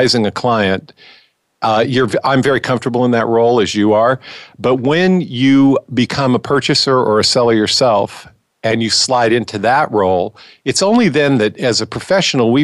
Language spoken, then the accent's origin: English; California, United States; moved away as an adult; now in New York City, United States; I was born and raised in California